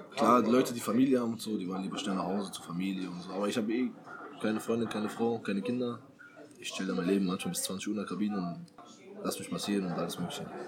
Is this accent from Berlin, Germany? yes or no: yes; Berlin, Germany; moved away; also born or lived in Halle; Ich komme aus Berlin